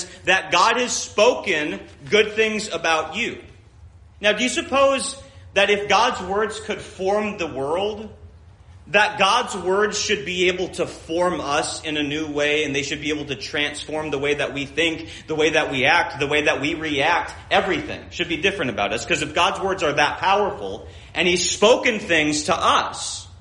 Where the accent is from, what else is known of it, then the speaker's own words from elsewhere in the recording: Minnesota, United States; When I grew up in Minnesota